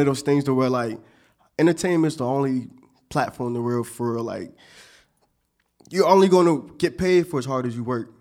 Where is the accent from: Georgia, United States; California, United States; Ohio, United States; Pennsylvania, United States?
Pennsylvania, United States; Montgomery County; I came from Montgomery County